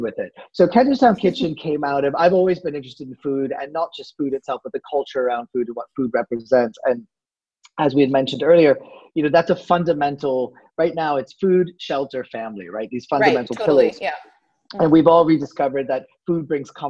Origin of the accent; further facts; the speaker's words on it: outside of Boston, Massachusetts, United States; moved away as an adult; now in France; as a kid, I grew up outside of Boston